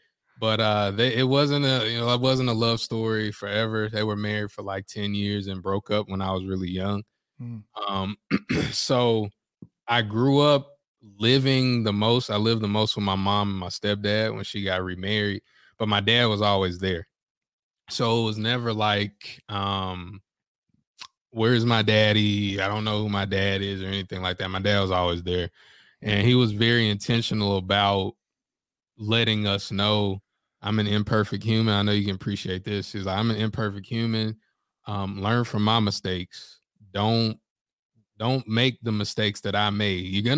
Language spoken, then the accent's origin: English; the South, United States; And I'm from the South, so I'm used to it.